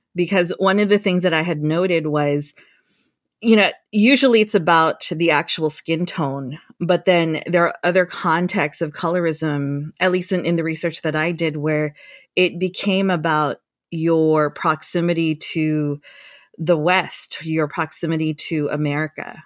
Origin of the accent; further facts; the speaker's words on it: Guam; now in San Jose, United States; I was born and raised on Guam